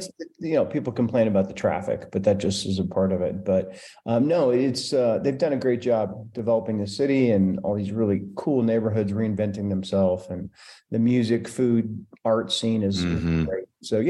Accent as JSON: {"language": "English", "town": "Denver", "region": "Colorado", "country": "United States", "tie": "born or raised there", "said": "I grew up in Denver. I never thought I would stay there, but after college, I moved back"}